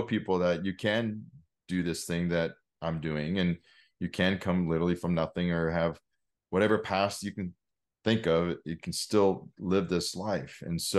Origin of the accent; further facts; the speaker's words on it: Oregon, United States; I grew up in Oregon, like I said, something about being in nature is just incredible.